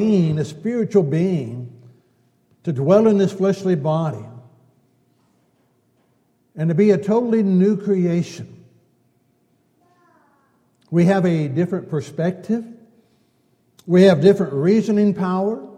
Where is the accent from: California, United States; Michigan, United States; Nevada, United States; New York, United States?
California, United States; Growing up in California